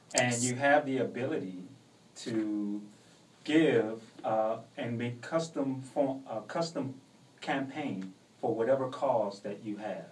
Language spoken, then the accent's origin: English; New Orleans, Louisiana, United States; also born or lived in Portland, Oregon; I was born in Portland, but I, I mean, all I know is New Orleans. So I grew up in New Orleans